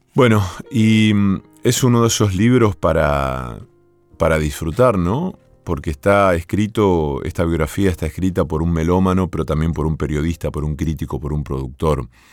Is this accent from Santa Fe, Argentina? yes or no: yes; Villa Cañas, Santa Fe, Argentina; mi pueblo natal, en Villa Cañas